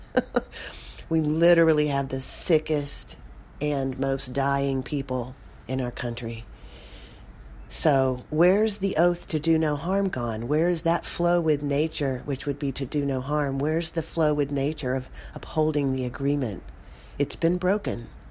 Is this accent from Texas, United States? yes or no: yes; Austin, Texas, United States; my hometown, Austin, Texas